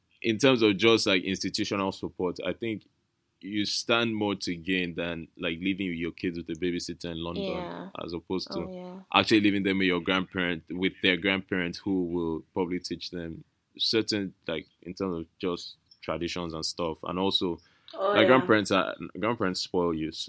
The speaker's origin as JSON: {"language": "English", "region": "Lagos", "country": "Nigeria", "tie": "born or raised there", "moved": "as an adult", "said": "I grew up in Lagos all my life till I was about 17"}